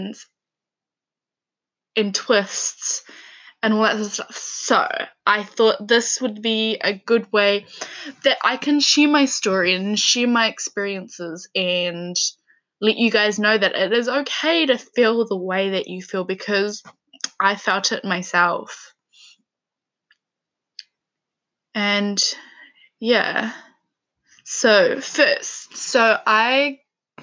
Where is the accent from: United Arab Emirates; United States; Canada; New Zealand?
New Zealand; Levin, Manawatū-Whanganui; also born or lived in Dannevirke, New Zealand; So I am from New Zealand. I grew up in a small town called Leven, and then I moved to a town called Dannyberg